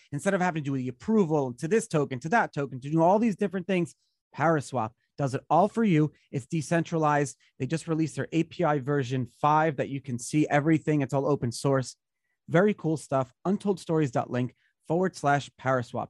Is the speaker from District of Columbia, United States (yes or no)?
no; New York, United States; I grew up in New York